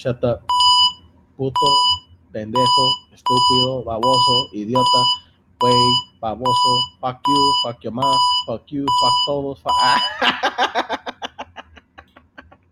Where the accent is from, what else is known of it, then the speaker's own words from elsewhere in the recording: Salinas, California, United States; I'm from Salinas, California. Hey, puro California, Salinas